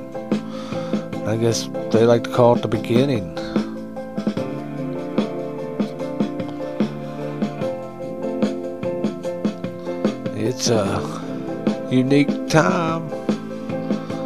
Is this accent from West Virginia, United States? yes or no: yes; Huntington, West Virginia, United States; There's one in my hometown